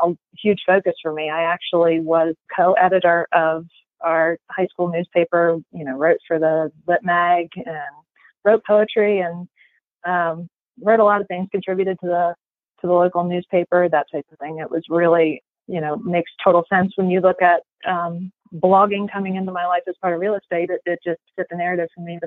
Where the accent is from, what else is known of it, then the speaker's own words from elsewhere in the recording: Salisbury, Maryland, United States; moved away as an adult; now in Loudoun County, United States; I grew up in a little town called Salisbury, which is, if you're not familiar with Maryland geography, is about a half an hour from Ocean City, Maryland